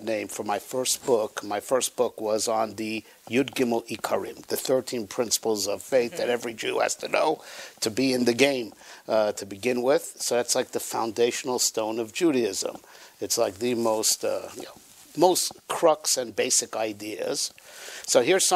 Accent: West Hempstead, New York, United States; I grew up in West Hempstead.

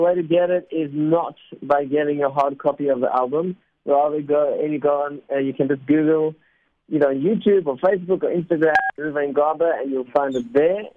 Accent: South Africa; first language Spanish; English is a second language; I actually learned Spanish before English, even though I was born in South Africa.

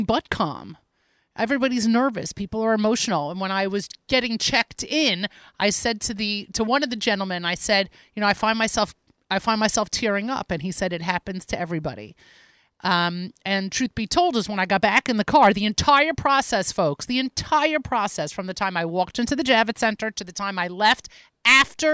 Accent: New York City, New York, United States; as a New Yorker

